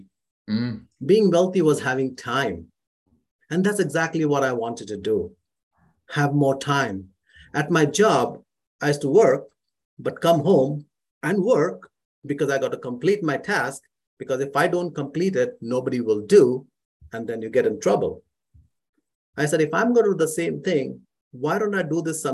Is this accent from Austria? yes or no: no; Mumbai, Maharashtra, India; moved away as an adult; now in Calgary, Canada; I grew up in India, in Mumbai